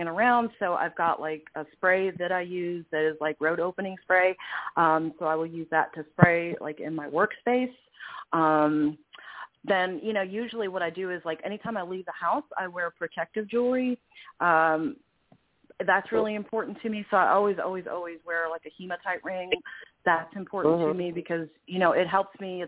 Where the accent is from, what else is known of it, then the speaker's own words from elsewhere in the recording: New York City, New York, United States; I grew up in New York City